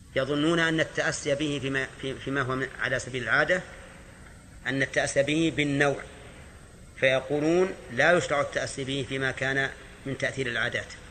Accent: Najd, Saudi Arabia; نحن من أهل نجد

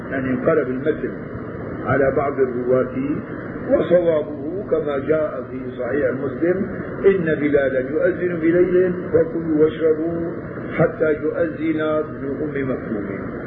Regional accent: Damascus, Damascus Governorate, Syria; عادة هون بيعملوا عندنا في الشام بين الأذان الأول والأذان الثاني ربع ساعة

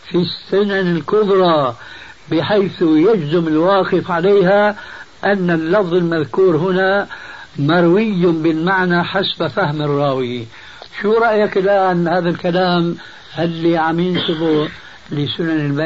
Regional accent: Syria; كما يقولون عندنا في الشام من فوق الاساطيح

